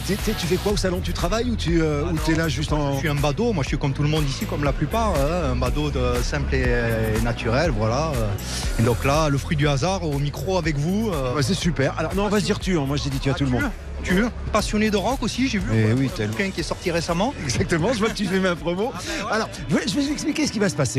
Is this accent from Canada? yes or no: no; Vendargues, Occitania, France; also born or lived in Montpellier / Noisy-le-Grand; Je viens de, de Noisy-Grand, mais je suis de Montpellier, puis je passe un coucou à toute la France et à Vendargue, euh, d'où je suis originaire